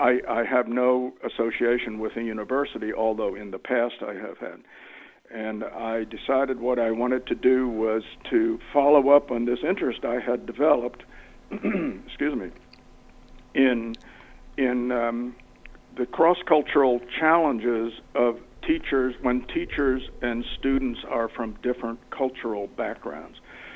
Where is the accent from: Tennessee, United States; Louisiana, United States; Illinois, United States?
Tennessee, United States; Chattanooga; also born or lived in Lancaster County, Pennsylvania; now in Brooklyn, United States; I'm not originally from Brooklyn. I'm originally from the Amish country in Pennsylvania. I wasn't raised Amish, but southeastern Pennsylvania, Lancaster County. You may have heard of Lancaster County. But most of my formative years, elementary, junior high, and high school, were spent in Chattanooga, Tennessee.